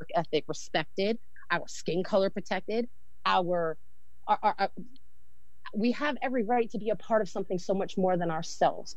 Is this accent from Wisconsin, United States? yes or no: no; New Jersey, United States; moved away as an adult; now in North Carolina, United States; So originally, I'm from New Jersey. I was born and raised there, and then I moved here about 14 years ago.